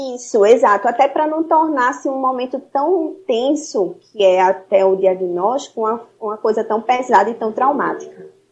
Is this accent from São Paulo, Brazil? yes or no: no; Recife, Pernambuco, Brazil; Sou daqui de Recife, uma cidade linda, maravilhosa